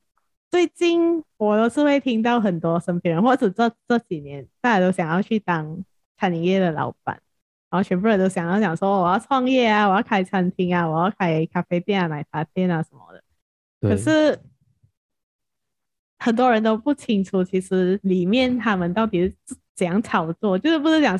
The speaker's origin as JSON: {"language": "Chinese", "region": "Penang", "country": "Malaysia", "tie": "born or raised there", "said": "base 在槟城，就是我们的家乡"}